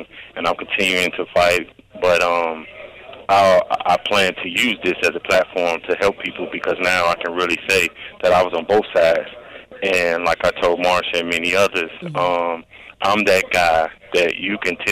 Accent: Gary, Indiana, United States; these so harsh communities that we grew up in Gary, Indiana

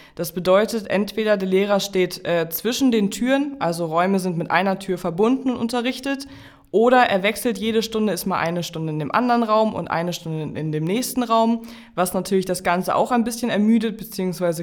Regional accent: Jork, Lower Saxony, Germany; im Landkreis Stade, Stade ist das Kirchenland bei uns in York

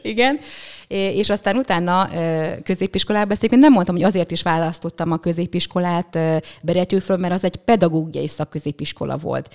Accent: Püspökladány, Hajdú-Bihar, Hungary; moved away; also born or lived in Budapest; püspöklerány vagyok, ö, ott születtem, akkor még falu volt, most már egy kisváros

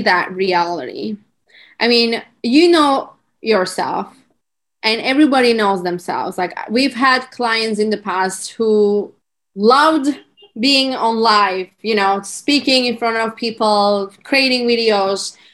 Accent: Turkey; English is a second language; moved away as an adult; also born or lived in California; I'm currently in Turkey and I'm from Turkey

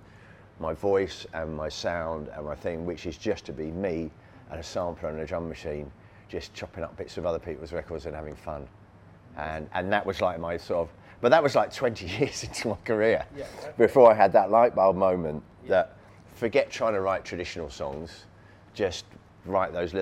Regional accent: Surrey, South East England, United Kingdom; I was a white suburban kid growing up in Surrey in England

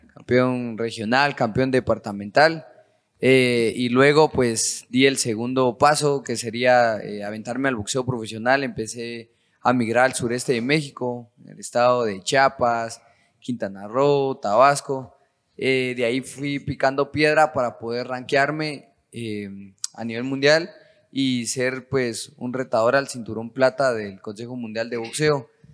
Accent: Quetzaltenango, Guatemala; moved away as an adult; now in Guatemala City, Guatemala; soy del departamento de Quetzaltenango, orgullosamente súper chivo

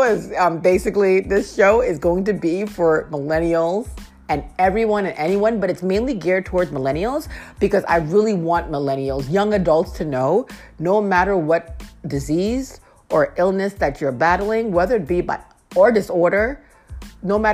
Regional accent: Lowell, Massachusetts, United States; moved away as an adult; now in Washington, D.C., United States; I am from Lowell, Massachusetts. That's about 30 minutes outside of Boston

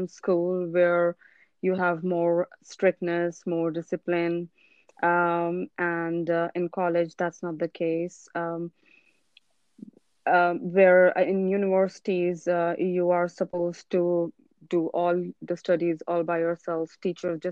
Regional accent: Pakistan; moved away as an adult; also born or lived in Ireland; I was born and raised in Pakistan

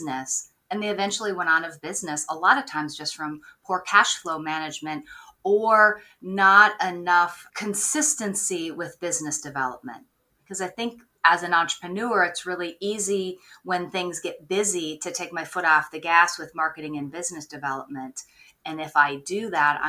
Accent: Minnesota, United States; now in Maine, United States; I grew up in Minnesota. I'm now on the East Coast. I'm in Maine and love it out here

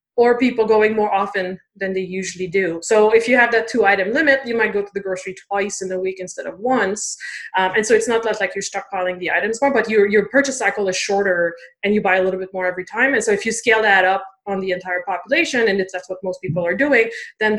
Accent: Canada; I am French Canadian

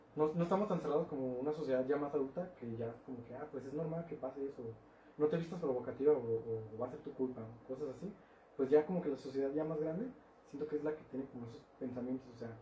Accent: Mexico; soy mexicano

